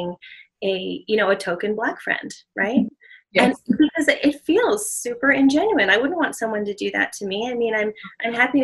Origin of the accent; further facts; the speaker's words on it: Southern California, United States; now in Hawaii, United States; growing up in Southern California, I grew up in a mostly Hispanic community.